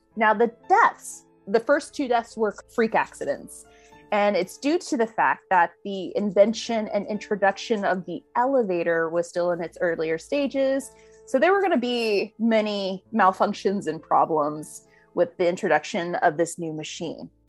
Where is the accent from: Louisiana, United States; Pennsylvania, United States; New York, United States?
Louisiana, United States; New Orleans; moved away; I'm originally from New Orleans